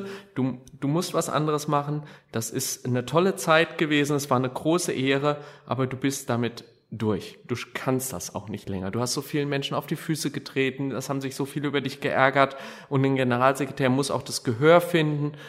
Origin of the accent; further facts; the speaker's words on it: Gelnhausen, Hesse, Germany; ich habe den lieben Gott und meine Heimatstadt immer bei mir, egal wo ich bin